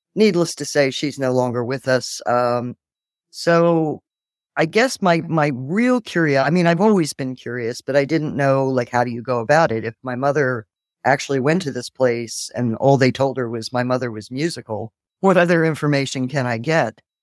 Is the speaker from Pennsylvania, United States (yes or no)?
yes; Philadelphia, Pennsylvania, United States; moved away as an adult; also born or lived in Cork, Ireland; I was, um, sent to a couple in Philadelphia and spent most of my, well, growing up until I was about twenty-three, living there, going to school there.